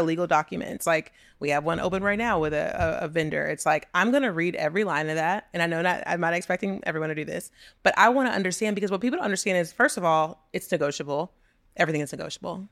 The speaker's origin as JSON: {"language": "English", "town": "Texas City", "region": "Texas", "country": "United States", "also_born_or_lived": "New York", "moved": "as an adult", "said": "I'm from Texas City, Texas. I graduated with eighteen people in my senior class."}